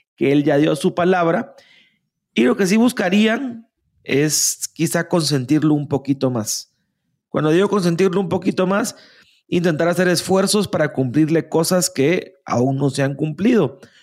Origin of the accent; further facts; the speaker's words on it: Guatemala; somos malinches, así, nacimos, en Guatemala